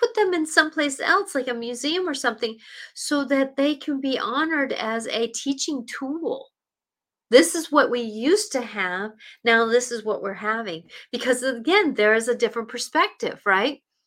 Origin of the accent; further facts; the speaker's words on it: Seattle, Washington, United States; And I grew up in Seattle. I grew up basically 15 minutes from downtown